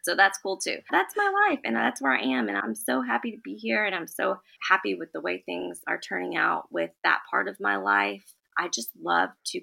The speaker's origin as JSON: {"language": "English", "town": "Lexington", "region": "Kentucky", "country": "United States", "said": "I am from Lexington, Kentucky"}